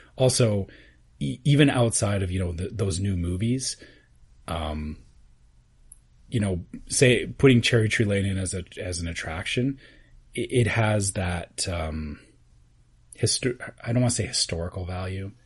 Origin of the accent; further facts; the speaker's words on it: Canada; as a Canadian